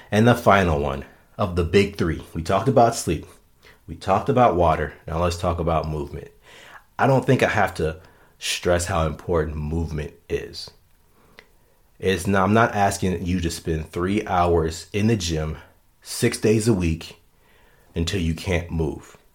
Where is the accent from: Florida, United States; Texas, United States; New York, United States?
Florida, United States; now in Minnesota, United States; Hey, I came from Florida to Minnesota and met more people that played sand volleyball in Minnesota than I knew in Florida.